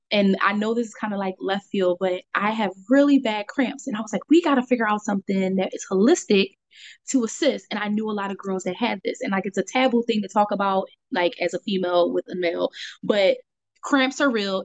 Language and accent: English; Philadelphia, Pennsylvania, United States; also born or lived in Monrovia, Liberia; I grew up in Philadelphia, Delco area